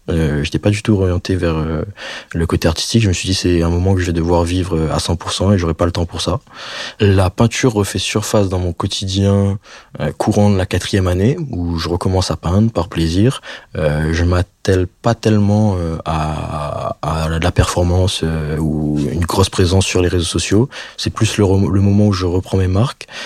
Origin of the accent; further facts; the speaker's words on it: Réunion; moved away as an adult; je rentre en vacances euh, chez moi à La Réunion